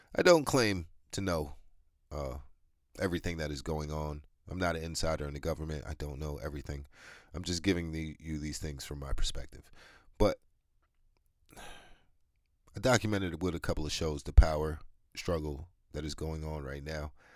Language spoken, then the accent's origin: English; New York, United States; I'm from New York